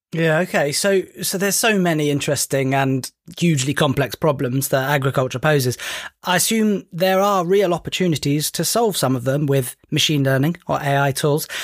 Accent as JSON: {"language": "English", "country": "United Kingdom", "said": "As a Brit"}